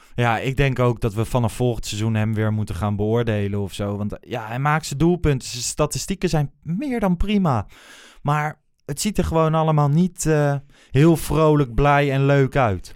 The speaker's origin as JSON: {"language": "Dutch", "area": "Achterhoek", "region": "Gelderland", "country": "Netherlands", "moved": "yes", "said": "uit de regio waar ik vandaan kom"}